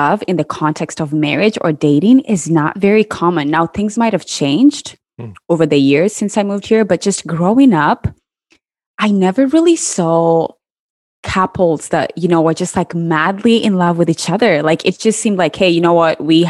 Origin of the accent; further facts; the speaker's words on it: Kenya; I grew up in Kenya